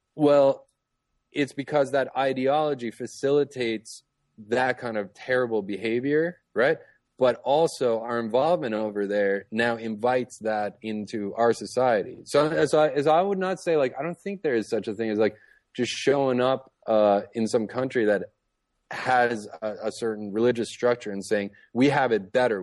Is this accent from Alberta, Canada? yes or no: no; Toronto, Ontario, Canada; moved away; I grew up in Toronto, up in Canada